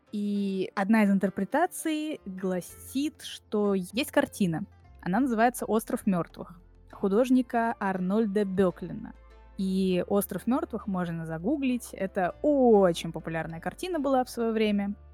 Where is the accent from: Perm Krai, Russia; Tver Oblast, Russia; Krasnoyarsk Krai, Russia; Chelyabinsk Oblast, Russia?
Tver Oblast, Russia; Tver; born there; also born or lived in Moscow; я родилась в Твери, несколько лет жила там, и потом 20 лет жила в Москве.